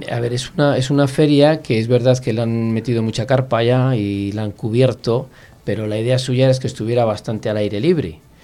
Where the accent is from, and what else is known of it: Palencia, Castile and León, Spain